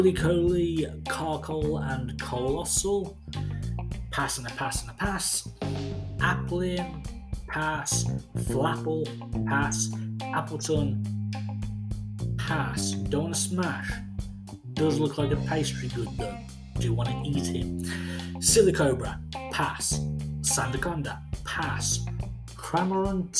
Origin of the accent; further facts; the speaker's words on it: England, United Kingdom; I am from England